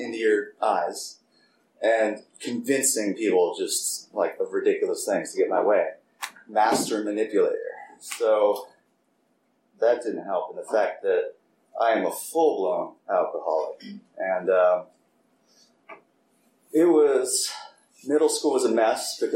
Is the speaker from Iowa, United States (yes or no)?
no; Piedmont, California, United States; I was born and raised in Oakland, more specifically Piedmont